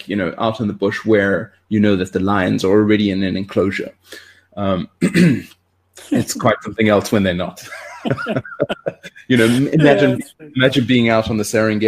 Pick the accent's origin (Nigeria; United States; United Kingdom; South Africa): South Africa; growing up in South Africa, we used to go to the bush quite a lot, for our sort of yearly holidays.